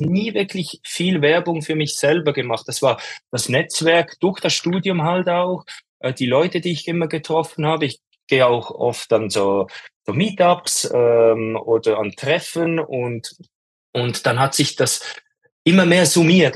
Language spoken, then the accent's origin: German; Switzerland; ich komme aus der Schweiz und ich ähm, lebe auch in der Schweiz, in den Bergen